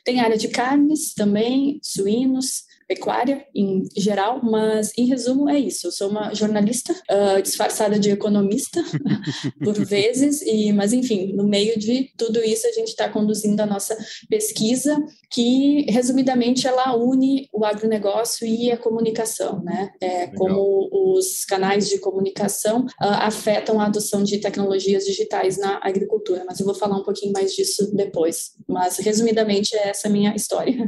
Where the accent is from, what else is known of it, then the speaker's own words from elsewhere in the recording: São José do Herval, Rio Grande do Sul, Brazil; moved away as an adult; also born or lived in Illinois, United States; now in United States; sou natural de São José do Herval, na região de Lajeado, Passo Fundo